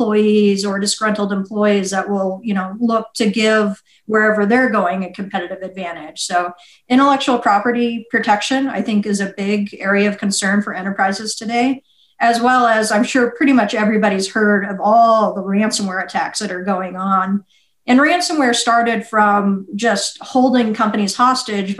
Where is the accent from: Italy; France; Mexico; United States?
United States; Las Vegas, Nevada; moved away as an adult; also born or lived in Kosovo; I'm from Las Vegas.